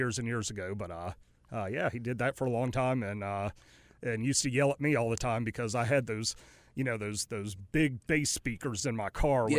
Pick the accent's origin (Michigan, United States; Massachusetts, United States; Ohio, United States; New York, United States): Michigan, United States; Ann Arbor; born there; also born or lived in New Orleans / Greenville, North Carolina; I was born in Michigan in Ann Arbor. Go Blue. And they both taught at Michigan, and then they moved down to New Orleans again